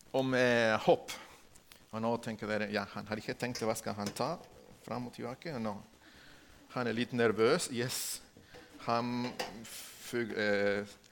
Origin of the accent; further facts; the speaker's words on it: Ecuador; Norwegian is a second language; moved away as an adult; now in Norway; Jeg kommer fra Ecuador.